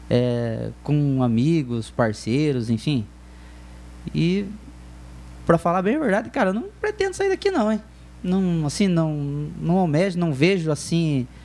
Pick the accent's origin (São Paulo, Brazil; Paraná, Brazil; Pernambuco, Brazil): Paraná, Brazil; Telêmaco Borba; Cara, sou de Telêmaco, nasci aqui, me criei aqui.